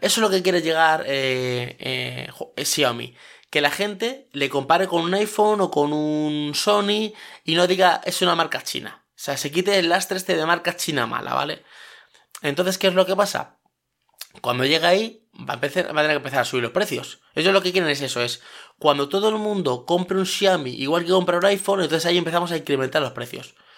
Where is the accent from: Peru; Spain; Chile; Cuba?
Spain